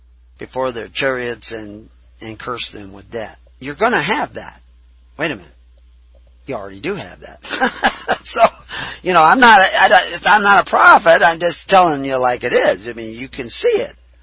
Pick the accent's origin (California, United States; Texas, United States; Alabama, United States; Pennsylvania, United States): Texas, United States; accent: southern; I can use a southern accent because I was raised in Texas.